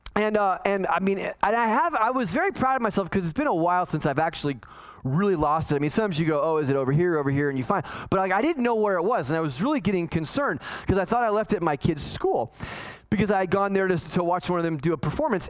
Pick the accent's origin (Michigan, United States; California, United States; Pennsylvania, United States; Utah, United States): California, United States; Los Angeles; when I was a kid, growing up in the San Fernando Valley in California